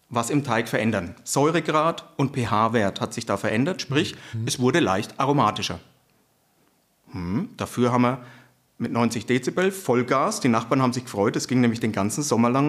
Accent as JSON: {"language": "German", "area": "Franconia", "region": "Bavaria", "country": "Germany", "accent": "Franconian", "said": "ich bin Franke, hört man das?"}